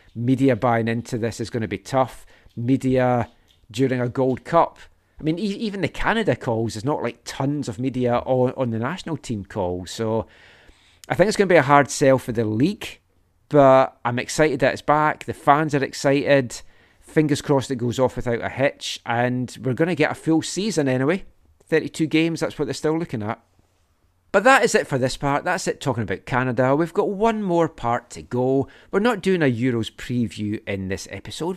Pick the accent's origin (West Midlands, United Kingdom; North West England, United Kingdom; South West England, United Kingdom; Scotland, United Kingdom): Scotland, United Kingdom; we grew up in Scotland